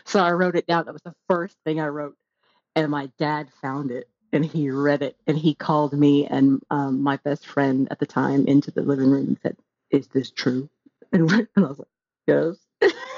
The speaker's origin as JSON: {"language": "English", "area": "the South", "region": "Texas", "country": "United States", "tie": "born or raised there", "moved": "as an adult", "lives_now": "United Kingdom", "said": "growing up in the South in, in the States"}